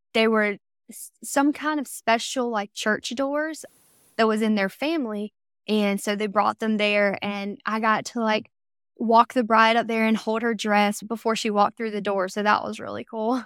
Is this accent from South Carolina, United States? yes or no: yes; Camden, South Carolina, United States; I grew up in South Carolina, if you can't tell by the accent yet.